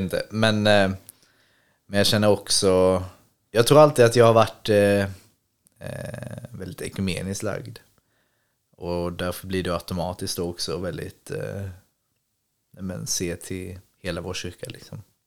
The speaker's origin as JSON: {"language": "Swedish", "town": "Ängelholm", "region": "Skåne", "country": "Sweden", "moved": "yes", "said": "i Ängelholm där jag är ifrån"}